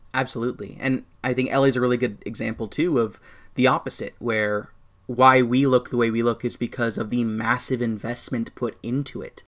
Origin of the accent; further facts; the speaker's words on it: United States; I'm an American.